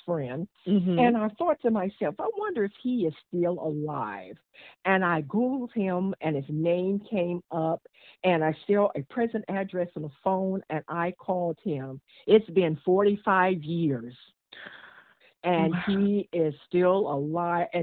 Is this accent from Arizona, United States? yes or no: no; Washington, District of Columbia, United States; also born or lived in Virginia; I was born in Virginia, raised in Washington, D.C.